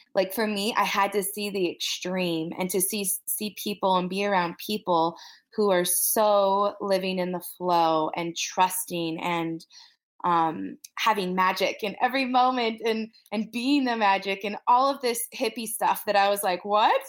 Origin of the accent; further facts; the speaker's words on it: Wyoming, United States; I'm from Wyoming.